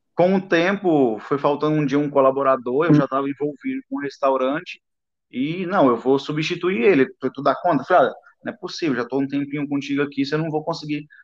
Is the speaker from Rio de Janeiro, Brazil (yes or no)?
no; Imperatriz, Maranhão, Brazil; eu sou de Imperatriz, né, interior do Maranhão, sul do Maranhão.